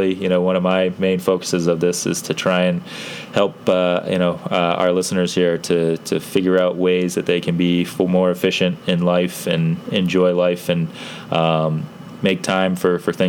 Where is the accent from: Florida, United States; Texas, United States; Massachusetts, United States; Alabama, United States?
Massachusetts, United States; Pepperell; now in Bedford, United States; I grew up in Pepperell, Massachusetts